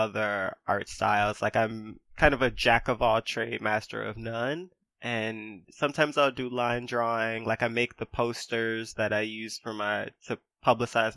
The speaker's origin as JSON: {"language": "English", "country": "United States", "said": "being American is an identity that I have"}